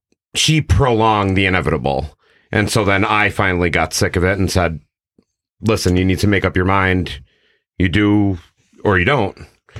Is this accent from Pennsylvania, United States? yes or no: yes; Scranton, Pennsylvania, United States; I'm from Scranton.